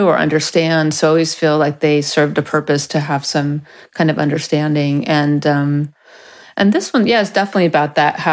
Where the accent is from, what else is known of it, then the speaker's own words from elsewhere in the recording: Napa Valley, Northern California, United States; moved away as an adult; also born or lived in Los Angeles, California; my parents moved to Northern California, so I grew up in the country in Napa Valley